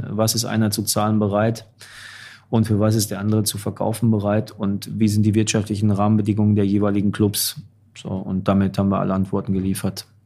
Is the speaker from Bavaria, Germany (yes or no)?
no; Dortmund, North Rhine-Westphalia, Germany; jetzt bin ich als Dortmunder äh, kann ich das Thema nochmal aufmachen.